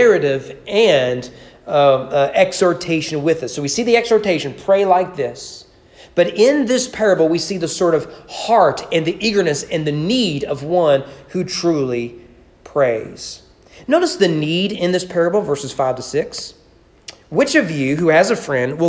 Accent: United States; As an American

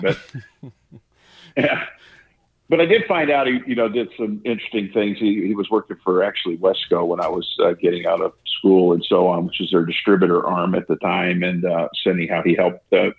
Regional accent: Pittsburgh, Pennsylvania, United States; born there; I was born in Pittsburgh, Pennsylvania, and then moved around quite a bit.

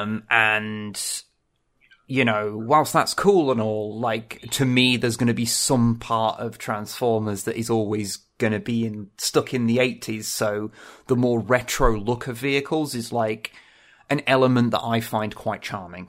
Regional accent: England, United Kingdom; I'm English

